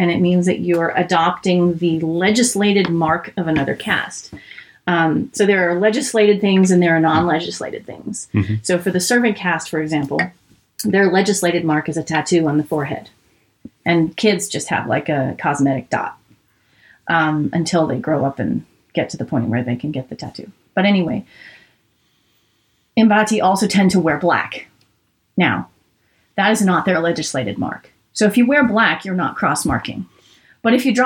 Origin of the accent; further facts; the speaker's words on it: California, United States; I go, really? Me too